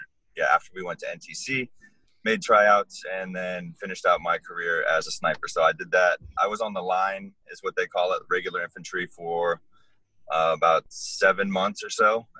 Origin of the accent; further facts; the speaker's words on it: Hawaii, United States; born there; also born or lived in Florida; now in Iowa, United States; I was born in Hawaii and lived there for a little while.